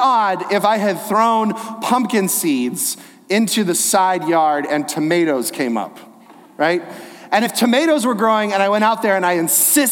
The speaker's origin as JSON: {"language": "English", "area": "Inland Empire, the LA area", "region": "California", "country": "United States", "tie": "born or raised there", "said": "I grew up here in the Inland Empire, the LA area"}